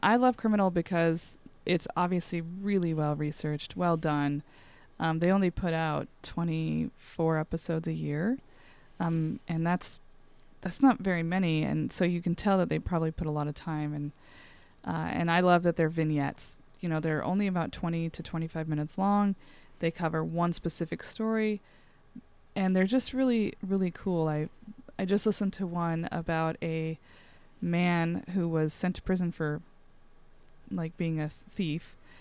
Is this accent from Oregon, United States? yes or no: no; Montana, United States; I grew up in Montana.